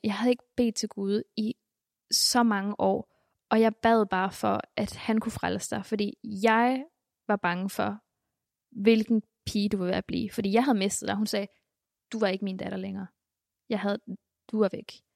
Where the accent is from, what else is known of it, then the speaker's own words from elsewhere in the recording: Bornholm, Capital Region of Denmark, Denmark; also born or lived in Colima, Mexico; det var også et stort skift fra Mexico til Bornholm.